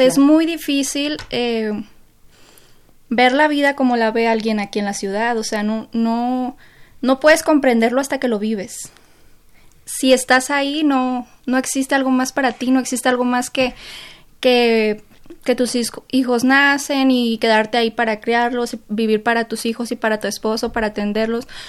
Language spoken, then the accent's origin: Spanish; Sinaloa, Mexico; now in Mexico City, Mexico; mi grupo de amigos somos cinco aquí en, México, que los cinco somos de Sinaloa